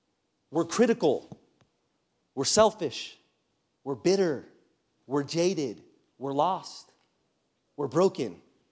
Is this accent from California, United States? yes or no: yes; California, United States; So for those of you that know my story, I grew up in Southern California and then went to a private Christian university.